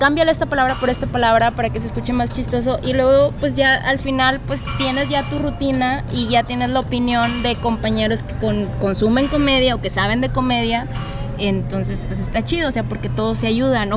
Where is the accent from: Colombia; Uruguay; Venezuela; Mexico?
Mexico; yo soy de la Victoria